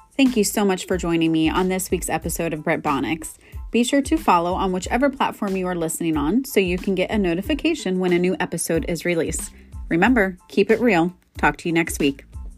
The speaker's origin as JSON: {"language": "English", "region": "Florida", "country": "United States", "tie": "born or raised there", "said": "born and raised in Florida"}